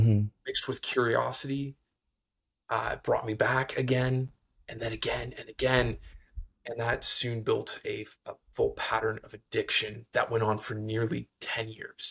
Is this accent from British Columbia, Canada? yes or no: no; Ontario, Canada; I grew up in an amazing Christian home in Northern Ontario. So I'm a Canadian, which you might be able to hear